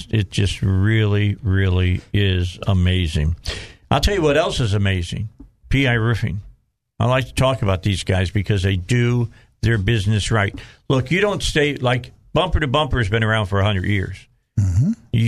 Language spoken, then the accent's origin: English; Indiana, United States; I'm from Indiana